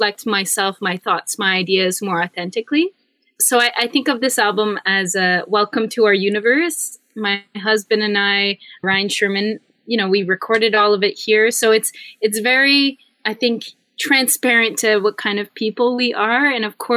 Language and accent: English; Northern Ontario, Canada; moved away as an adult; also born or lived in Toronto; I'm from Northern Ontario, and I kind of grew up in a landscape that's, very forested